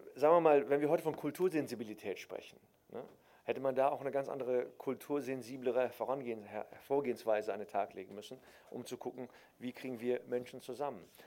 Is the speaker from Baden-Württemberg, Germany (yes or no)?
no; Cologne, North Rhine-Westphalia, Germany; also born or lived in Berlin; wenn du halt in, in Köln-Nippes geboren wirst